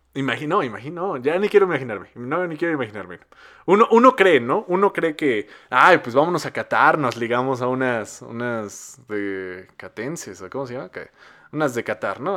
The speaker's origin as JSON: {"language": "Spanish", "country": "Mexico", "said": "No hay consolas en mi país para comprar"}